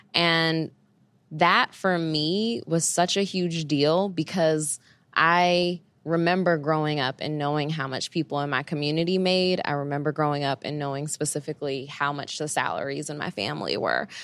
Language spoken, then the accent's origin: English; New York City, New York, United States; I grew up in Bed-Stuy, Brooklyn, and then later I moved to East Flatbush area, uh, so always in Brooklyn my whole life